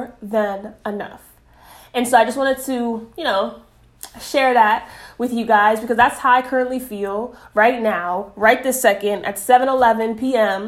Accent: New York City, New York, United States; moved away; also born or lived in South Florida; I am originally from Bronx, New York. born and raised, but I say that I really got my footing and really was, you know, grew a lot in Florida, especially South Florida

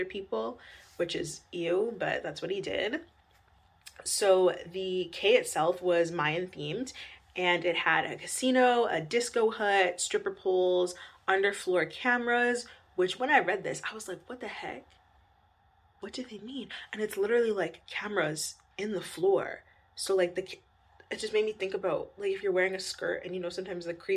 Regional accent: Winnipeg, Manitoba, Canada; growing up in Winnipeg

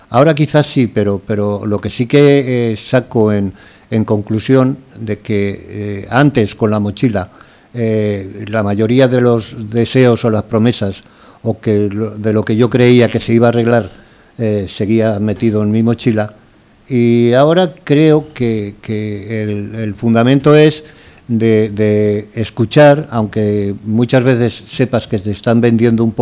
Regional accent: Valencian Community, Spain; aunque soy valenciano, nunca había vivido en Valencia

